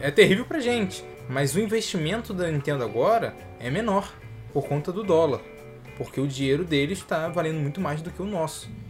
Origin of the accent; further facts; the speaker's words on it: Brazil; a gente é, é brasileiro